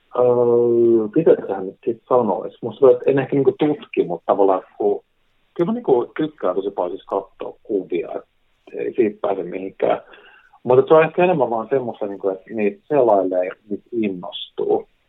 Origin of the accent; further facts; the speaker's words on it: Helsinki, Uusimaa, Finland; mun kotikaupunki, niin Helsingin